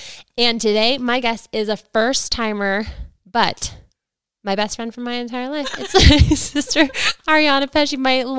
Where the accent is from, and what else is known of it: Ohio, United States; born or raised there; moved away